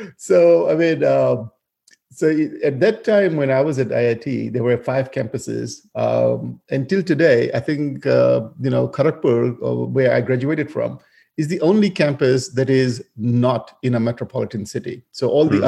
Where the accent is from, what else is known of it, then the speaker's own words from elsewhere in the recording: Fiji; moved away as an adult; also born or lived in India; I originally grew up in Fiji. So, I mean, even though my ancestry is from India, but I was born and raised in Fiji.